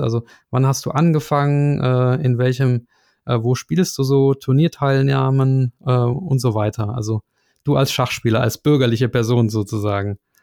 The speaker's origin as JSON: {"language": "German", "country": "Germany", "said": "aber wir Piefkes, wie äh, ihr uns ja nennt, uns Deutschen"}